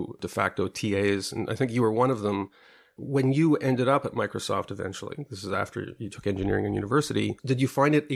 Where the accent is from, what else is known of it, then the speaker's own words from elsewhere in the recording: Montreal, Quebec, Canada; I grew up in Montreal